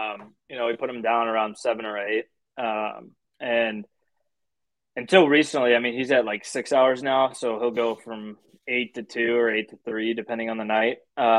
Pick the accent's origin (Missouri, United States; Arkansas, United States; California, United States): Missouri, United States; growing up in Missouri, most of my friends are annoying Chiefs fans.